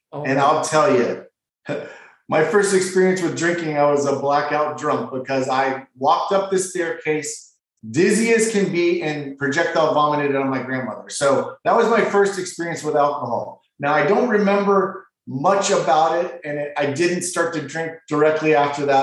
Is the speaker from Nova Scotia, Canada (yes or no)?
no; Ontario, Canada; now in West Palm Beach, United States; I was born in Ontario, Canada